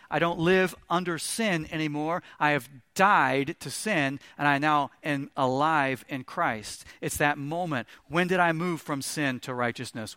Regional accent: Missouri, United States; I grew up in Missouri, right on the Mississippi River

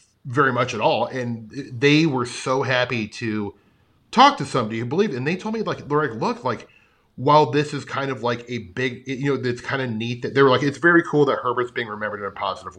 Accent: Omaha, Nebraska, United States; I'm from Omaha.

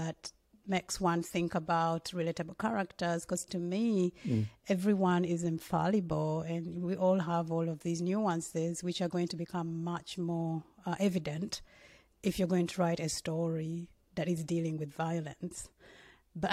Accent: Uganda; I'm from Uganda, and I didn't grow up. By the time I was growing up, in many ways, Uganda was very stable

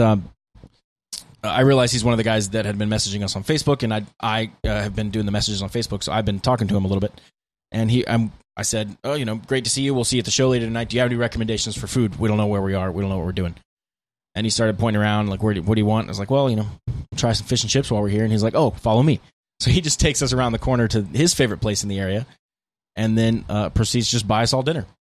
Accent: United States; we're from America

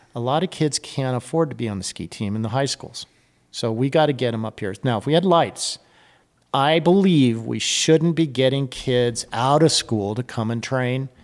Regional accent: Reno, Nevada, United States; moved away as an adult; I'm back in Reno, my hometown

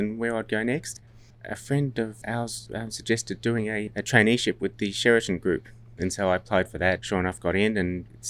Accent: Sydney, New South Wales, Australia; also born or lived in New Zealand; I was born in the North Shore of Sydney and actually went to school there. And school was the beautiful Barker College up in Hornsby.

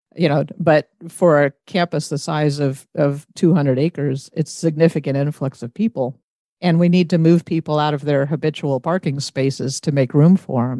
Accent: Roswell, Georgia, United States; moved away as an adult; also born or lived in Athens, Georgia; now in Bowling Green, United States; I grew up outside of Atlanta in Ro-, in the Roswell area

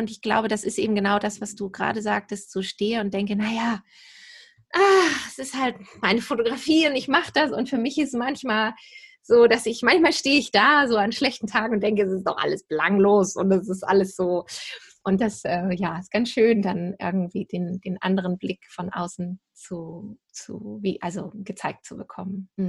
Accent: Lower Saxony, Germany; also born or lived in England / Hanover; Tatsächlich bin hier wieder zurückgekehrt in diese Ecke, wo ich auch aufgewachsen bin, südlich von Hamburg.

